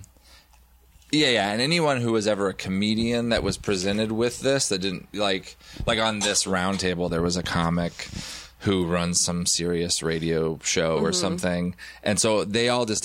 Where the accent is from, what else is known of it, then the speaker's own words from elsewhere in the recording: Central Oregon, United States; I grew up in Central Oregon, so it's like not very populated.